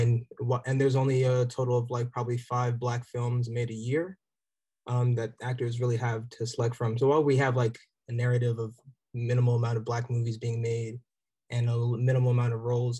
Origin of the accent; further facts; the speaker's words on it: New Jersey, United States; also born or lived in Nigeria; I was raised in South Jersey